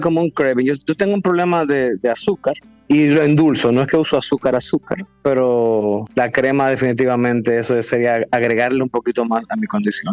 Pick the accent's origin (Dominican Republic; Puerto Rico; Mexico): Dominican Republic; como todo dominicano, está como en el, tapiz del background de toditos nosotros